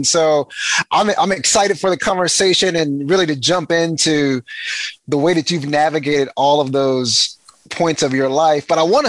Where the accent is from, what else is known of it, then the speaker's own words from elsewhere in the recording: East Texas, United States; I'm from East Texas where football is king.